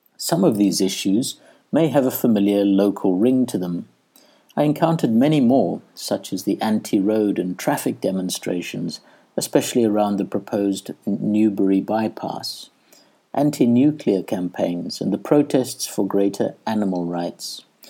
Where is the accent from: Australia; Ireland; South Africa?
South Africa; moved away as an adult; also born or lived in Edinburgh, Scotland; I had left South Africa for Edinburgh, Scotland